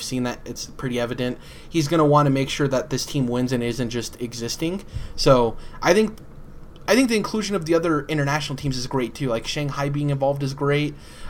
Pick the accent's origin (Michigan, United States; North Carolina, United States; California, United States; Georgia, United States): Michigan, United States; I like stuff that says Michigan on it because I'm from Michigan, and I love to support the state I'm from